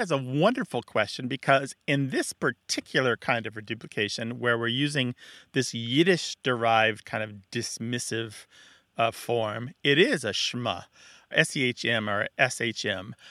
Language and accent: English; Missouri, United States; moved away; I am from Missouri, and I did leave it